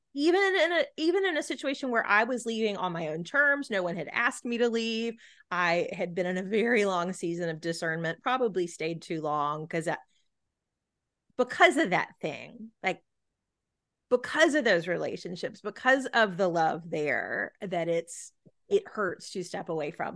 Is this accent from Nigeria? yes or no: no; Gulf Coast, United States; I'm certainly not from an island, I grew up on the Gulf Coast